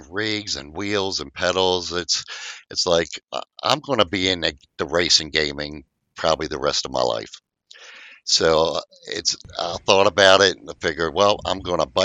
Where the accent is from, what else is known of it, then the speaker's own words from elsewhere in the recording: Maryland, United States; here in my hometown of Maryland